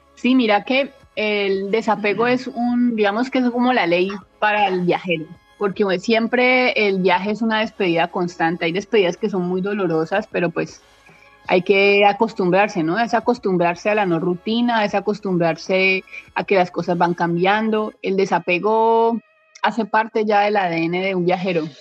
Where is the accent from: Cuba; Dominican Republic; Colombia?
Colombia; Palmira, Valle del Cauca; moved away as an adult; now in Thailand; soy de Palmira Valle, en Colombia